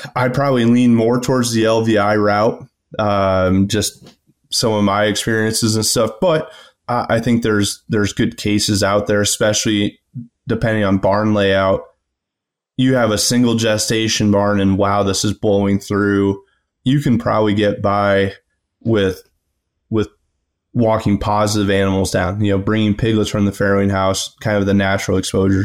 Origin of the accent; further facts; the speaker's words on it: Rockwell City, Iowa, United States; I'm from Rockwell City originally in West Central Iowa. uh, grew up on a family farm.